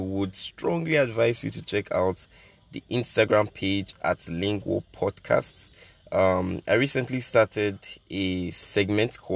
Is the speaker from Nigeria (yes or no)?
yes; Nigeria; I'm Nigerian. I'm 18. I live in Nigeria.